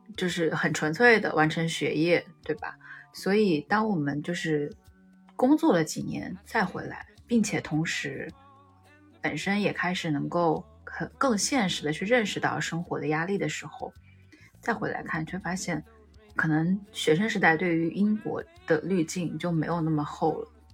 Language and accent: Chinese; Wuhan, Hubei, China; 作为一个武汉人